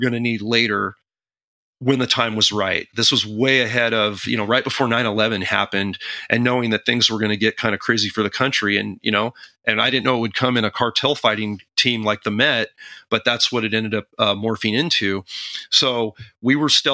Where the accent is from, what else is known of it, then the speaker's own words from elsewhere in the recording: hometown near Henry Coe Park, California, United States; in 2004 in my hometown, literally, I'm going to say 7 air miles from where I'm sitting right now